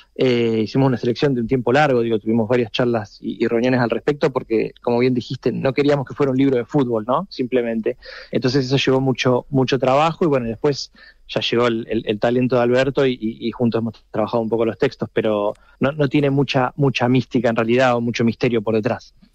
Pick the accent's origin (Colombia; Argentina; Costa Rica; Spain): Argentina; el acento me, condena, soy argentino